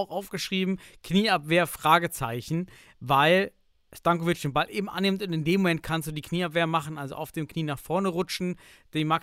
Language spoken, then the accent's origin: German; East Germany, Germany; Ich komme aus dem Osten, wir hatten nichts.